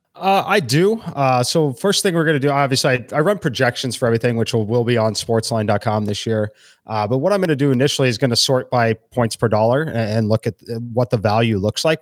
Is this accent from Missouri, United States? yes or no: yes; Kansas City, Missouri, United States; moved away; I'm originally from Kansas City